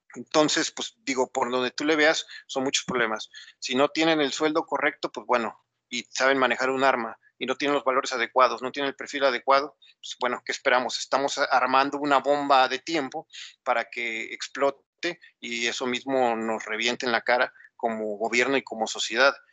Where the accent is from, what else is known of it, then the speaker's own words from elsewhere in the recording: Mexico; como sociedad mexicana